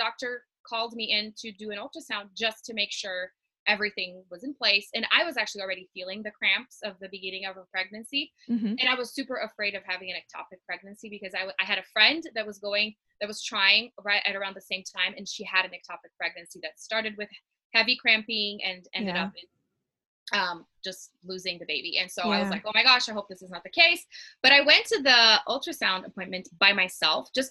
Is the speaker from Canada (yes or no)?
no; Brazil; moved away as an adult; now in Colorado, United States; I'm originally from Brazil, born and raised, eventually married an American husband and moved to Colorado